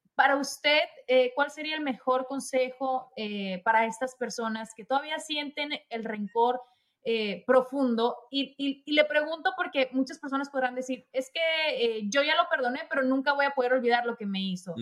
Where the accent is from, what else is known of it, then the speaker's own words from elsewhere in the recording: Sonora, Mexico; now in United States; yo soy de México, soy de Sonora. Y ya llevo muchos años pasando Navidad acá en los Estados Unidos